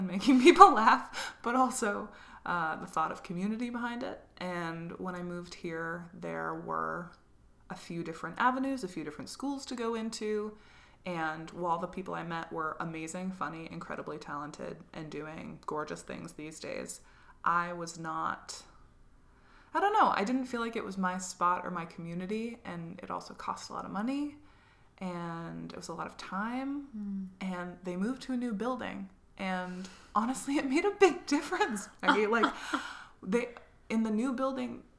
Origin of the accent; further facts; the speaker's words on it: Burlington, Vermont, United States; moved away as an adult; also born or lived in Massachusetts / Hawaii; now in Chicago, United States; I grew up in Burlington, Vermont, and went to Smith College with you